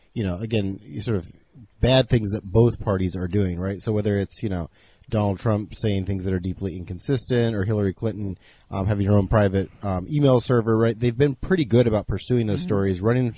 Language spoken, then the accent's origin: English; Senegal; moved away; I grew up in Senegal in West Africa.